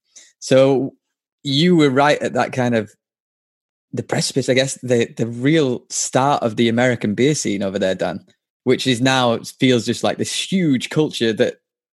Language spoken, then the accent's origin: English; Yorkshire and the Humber, United Kingdom; we're both from Yorkshire